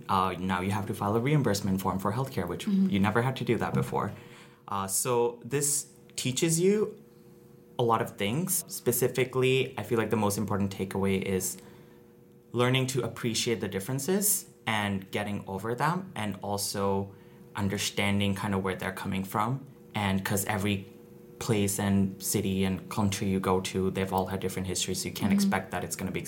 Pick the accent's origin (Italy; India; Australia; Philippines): India; Just going back into my background a little bit, I grew up in India, and my dad's job was such that it required us to travel a lot, so I got a lot of exposure traveling to different cities in India.